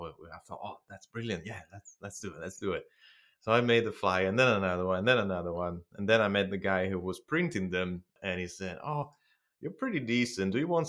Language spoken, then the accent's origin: English; Bologna, Emilia-Romagna, Italy; English is a second language; moved away as an adult; now in Adelaide, Australia; That's right. Over in Italy. I am from Bologna. I did my undergrads, half of my master's degree there, half of it in California.